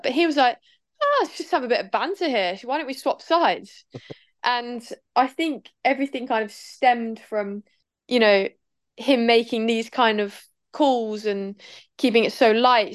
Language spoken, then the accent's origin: English; Norwich, East of England, United Kingdom; We're both from Norwich